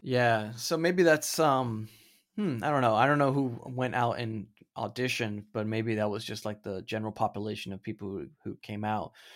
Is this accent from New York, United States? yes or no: no; Florida, United States; I'm from Florida